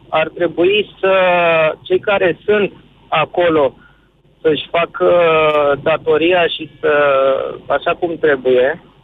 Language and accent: Romanian; Pitești, Argeș, Romania; sunt din Pitești